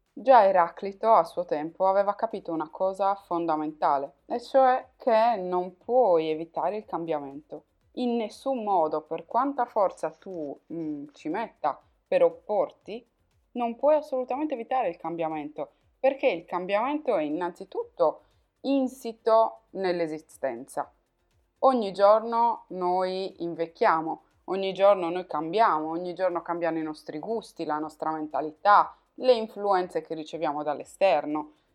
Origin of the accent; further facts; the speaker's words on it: Sardinia, Italy; accent: Sardinian; moved away as an adult; now in Turin, Italy; dalla Sardegna, come puoi probabilmente sentire dal mio accento, mi sono trasferita a Torino